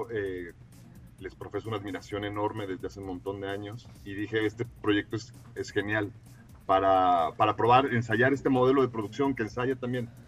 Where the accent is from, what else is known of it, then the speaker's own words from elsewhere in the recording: Mexico; born there; y mi padre es guatemalteco y yo nací en México